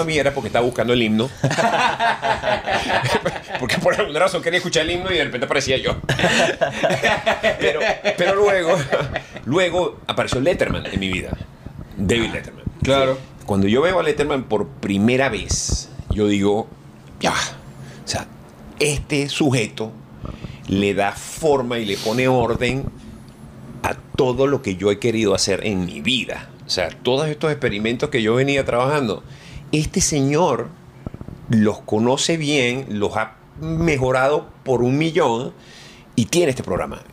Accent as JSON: {"language": "Spanish", "country": "Venezuela", "moved": "as an adult", "lives_now": "Miami, United States", "said": "yo salí de Venezuela"}